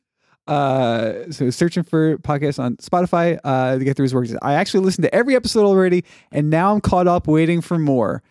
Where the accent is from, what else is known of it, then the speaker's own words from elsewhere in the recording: Dallas, Texas, United States; moved away; D F W homies, which was, you know, my hometown for a long time